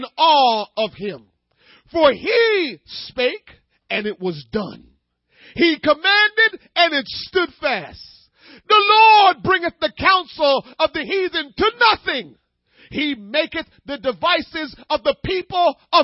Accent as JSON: {"language": "English", "country": "Jamaica", "said": "I'm Jamaican"}